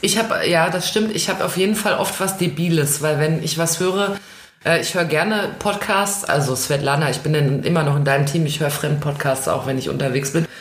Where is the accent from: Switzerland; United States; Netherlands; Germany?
United States; uns Amerikanern